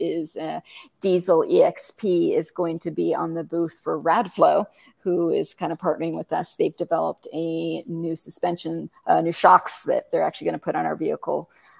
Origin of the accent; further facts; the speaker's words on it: Fairbanks, Alaska, United States; moved away as an adult; now in Bend, Oregon, United States; I grew up in Fairbanks, which is like right in the middle.